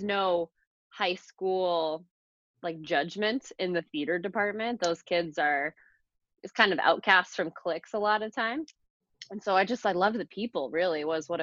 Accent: Phoenix, Arizona, United States; also born or lived in Boston; I'm a native. I was born in Phoenix. I grew up here

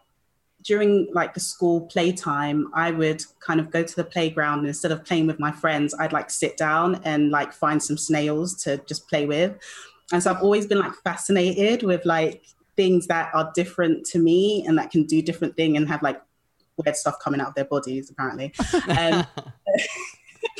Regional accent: London, United Kingdom; accent: British; Born and raised in London in the UK

